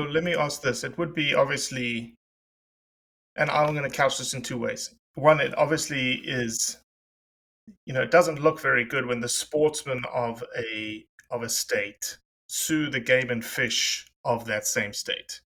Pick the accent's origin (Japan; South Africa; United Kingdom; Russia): South Africa; I'm South African.